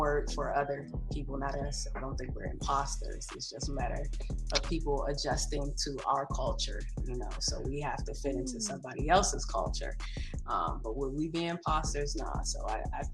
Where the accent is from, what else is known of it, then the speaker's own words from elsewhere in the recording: Laurel, Maryland, United States; accent: DMV; also born or lived in Landover Hills, Maryland / Riverdale, Maryland / Washington, D.C.; now in Pittsburgh, United States; I'm from Prince George's County, Maryland. Grew up in a place called Landover Hills in Riverdale in that area. Moved to Laurel